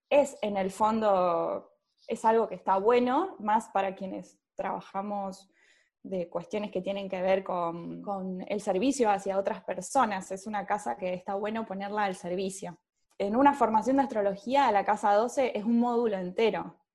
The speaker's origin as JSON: {"language": "Spanish", "region": "Córdoba", "country": "Argentina", "tie": "born there", "said": "Nací en Córdoba, pero viví en muchos lugares."}